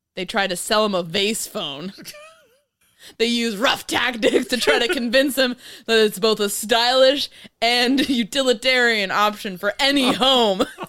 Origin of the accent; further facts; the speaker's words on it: New York, United States; I'm from New York